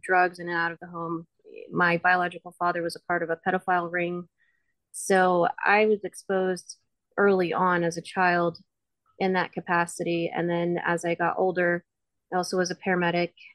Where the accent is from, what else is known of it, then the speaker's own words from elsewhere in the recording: United States; I'm an American